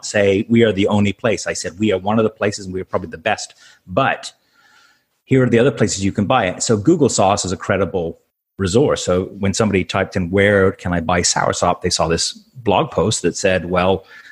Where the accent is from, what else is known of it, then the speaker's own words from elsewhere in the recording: Canada; moved away as an adult; also born or lived in Tampa, United States / Malaysia; I'm a Canadian. I grew up Canadian, so we came to the U.S. for 5 years